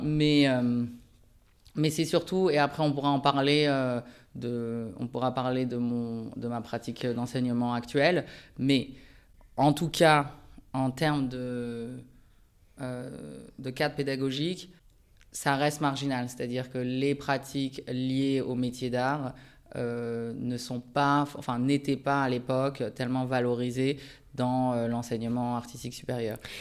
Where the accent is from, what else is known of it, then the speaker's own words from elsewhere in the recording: France; also born or lived in Japan; je suis né au Japon et je suis venu vivre en France avec ma famille en 89 à l'âge de 6 ans. en mobilité professionnelle de mon père. Et après, j'ai grandi en France.